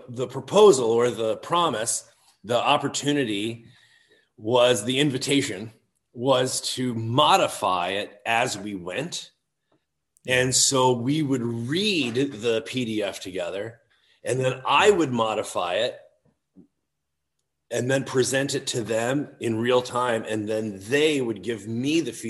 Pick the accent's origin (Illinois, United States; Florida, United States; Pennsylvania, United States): Illinois, United States; Chicago; also born or lived in Ohio / Toccoa Falls, Georgia; I grew up outside Chicago